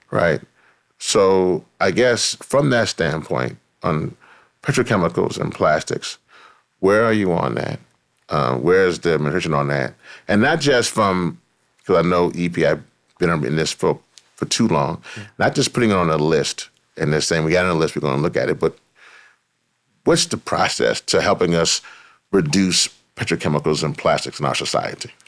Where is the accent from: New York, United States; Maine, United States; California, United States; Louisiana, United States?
Louisiana, United States; Louisiana. Yeah. Is my home state